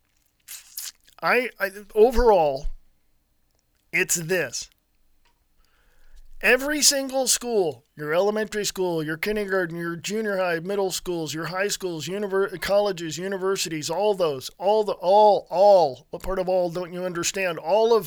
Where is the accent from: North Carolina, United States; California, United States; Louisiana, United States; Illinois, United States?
California, United States; I was born and raised in California